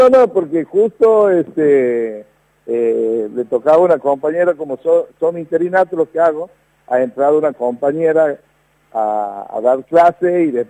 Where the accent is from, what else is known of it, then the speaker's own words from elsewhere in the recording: Santiago del Estero, Argentina; No, yo soy nacido aquí en Santiago de Estero.